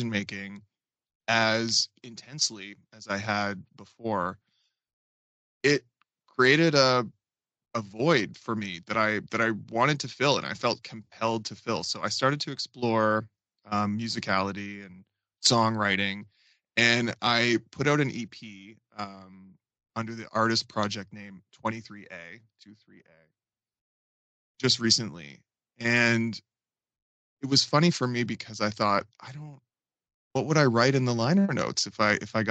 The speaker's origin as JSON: {"language": "English", "town": "Fredericton", "region": "New Brunswick", "country": "Canada", "tie": "born or raised there", "also_born_or_lived": "Toronto / New York", "moved": "as an adult", "said": "growing up in Fredericton, so far removed from any of that industry"}